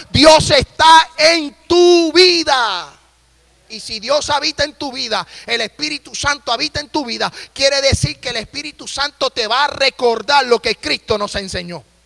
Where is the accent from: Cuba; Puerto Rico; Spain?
Puerto Rico; moved away as an adult; also born or lived in Nashville, Tennessee; now in Tennessee, United States; yo me crié en la isla del encanto